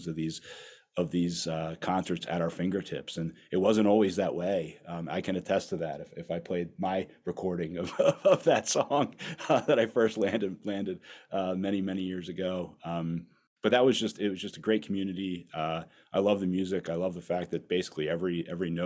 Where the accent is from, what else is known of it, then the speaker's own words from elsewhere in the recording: outside Philadelphia, Pennsylvania, United States; I grew up outside Philadelphia